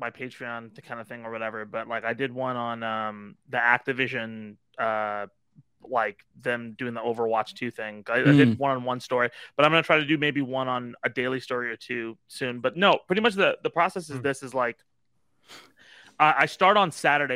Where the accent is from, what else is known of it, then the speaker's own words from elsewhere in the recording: Irvine, California, United States; I grew up in Irvine